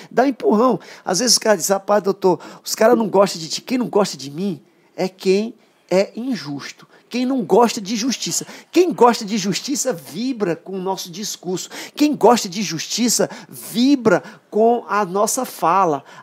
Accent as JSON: {"language": "Portuguese", "town": "São Pedro dos Crentes", "region": "Maranhão", "country": "Brazil", "said": "Outro dia um, um, secretário chegou lá na minha cidade, vamos abrir um restaurante popular em São Pedro dos Crentes."}